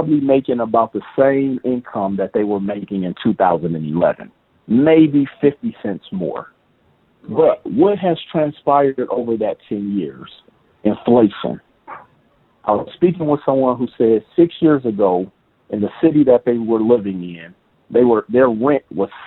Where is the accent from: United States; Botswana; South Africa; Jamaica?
United States; Milwaukee, Wisconsin; moved away as an adult; now in Las Vegas, United States; Milwaukee, Wisconsin, which is my hometown